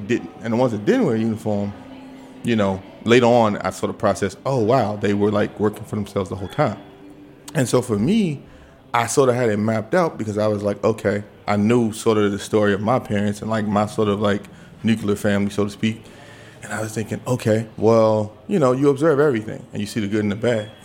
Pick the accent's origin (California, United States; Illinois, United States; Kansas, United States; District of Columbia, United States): District of Columbia, United States; Washington; I'm like, Southwest.